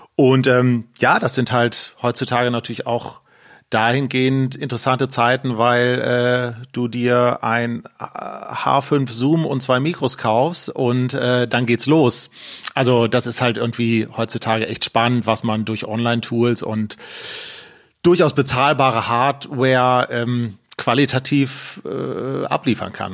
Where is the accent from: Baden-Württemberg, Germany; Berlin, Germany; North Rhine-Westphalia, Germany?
North Rhine-Westphalia, Germany; Düsseldorf; ich bin in Düsseldorf geboren, äh, äh lebe mit Freundin und Hund äh, in Düsseldorf und habe auch in Düsseldorf studiert